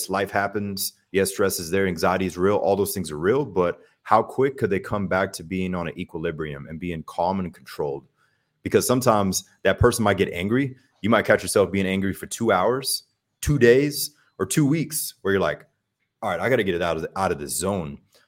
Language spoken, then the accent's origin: English; Germany; I think a major factor with that is growing up in Germany and traveling a lot, seeing different cultures really just opened my mind.